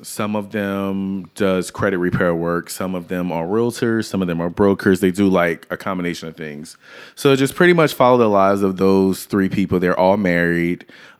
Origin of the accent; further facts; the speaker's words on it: Louisiana, United States; I appreciate New Orleans. I'm from Louisiana, and I love it.